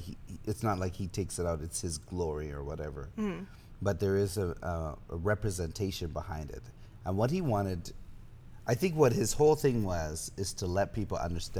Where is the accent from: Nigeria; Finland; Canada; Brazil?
Canada; Me being Canadian.